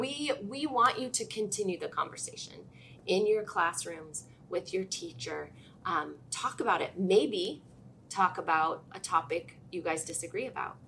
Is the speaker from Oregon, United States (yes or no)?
yes; Oregon, United States; I'm from Oregon, Ergo, I grew up a Blazers fan